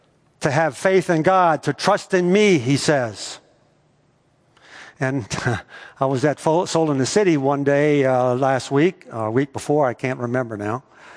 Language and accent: English; United States; As an American